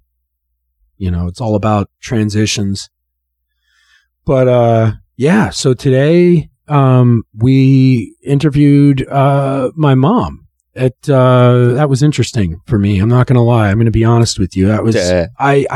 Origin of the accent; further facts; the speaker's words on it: Oxford, Ohio, United States; And so I grew up in Oxford, Ohio